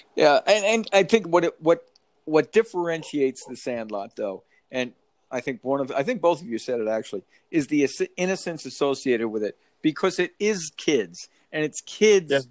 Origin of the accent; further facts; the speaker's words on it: Monroe, New York, United States; moved away; when we were growing up in Monroe